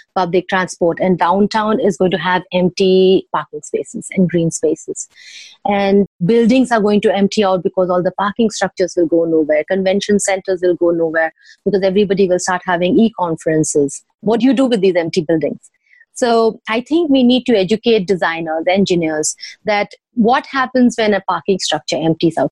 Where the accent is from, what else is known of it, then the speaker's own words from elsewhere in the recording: Bhubaneswar, Odisha, India; Bhubaneswar, which also happens to be my hometown